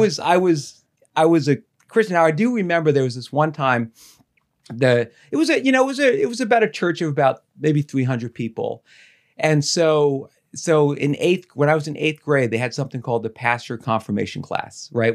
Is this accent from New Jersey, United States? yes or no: yes; Dumont, New Jersey, United States; I grew up in Dumont